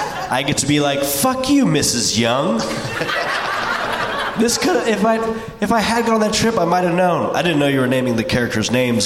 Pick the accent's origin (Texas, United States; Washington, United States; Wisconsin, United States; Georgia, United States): Texas, United States; I grew up in Texas